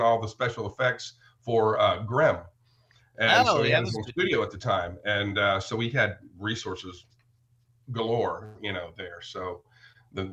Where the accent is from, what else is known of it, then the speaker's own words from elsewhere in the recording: the South, United States; now in Texas, United States; I grew up in the South